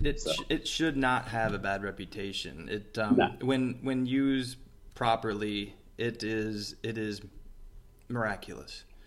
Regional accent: Metropolis, Illinois, United States; moved away; my hometown, uh, where I grew up with my mom, Metropolis, Illinois

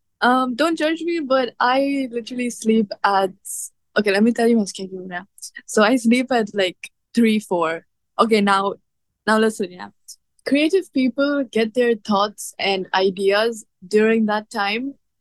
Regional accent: India; accent: Indian; Yeah, I've gotten like a lot of criticism of my accent, and like till date I do feel insecure about it, like about how I speak, my Indian comes out, you know.

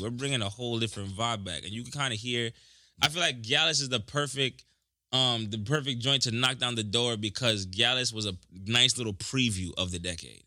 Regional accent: New York, United States; I'm from New York

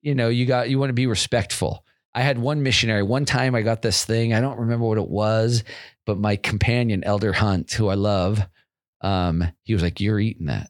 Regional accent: Federal Way, Washington, United States; also born or lived in Seattle, Washington; I grew up in a town called Federal Way, which is like fifteen miles south of Seattle

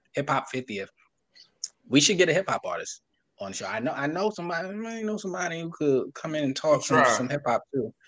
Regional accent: Brooklyn, New York, United States; I'm a fan of Mark Jackson. I'm from Brooklyn.

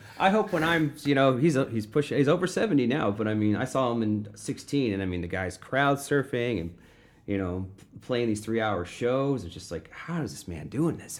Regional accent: Florissant, Missouri, United States; I grew up in Florissant

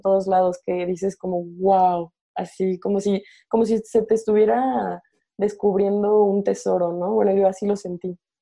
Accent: Morelia, Michoacán, Mexico; moved away as an adult; also born or lived in Mexico City; yo soy de Morelia

